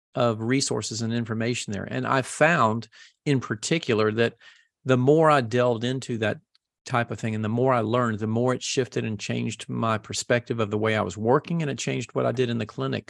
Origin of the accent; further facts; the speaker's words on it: the South, United States; I grew up in the South